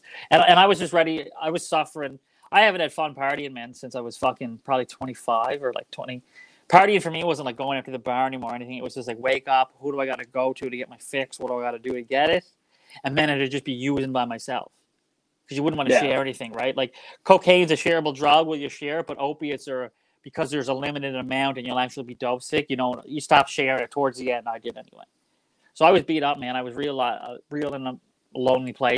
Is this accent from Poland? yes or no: no; Waterford, Nova Scotia, Canada; moved away as an adult; also born or lived in Alberta; now in Vancouver, Canada; I'm from the Waterford, Cape Breton